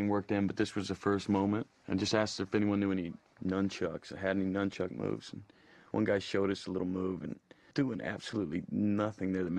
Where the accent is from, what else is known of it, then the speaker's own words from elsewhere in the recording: the Bible Belt, United States; I grew up in the Bible Belt